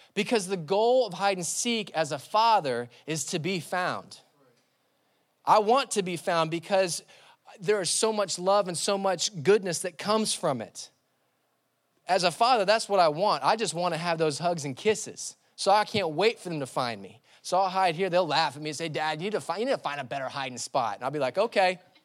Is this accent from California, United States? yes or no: no; Labelle, Florida, United States; I grew up in the sticks. I grew up in Label, Label, Florida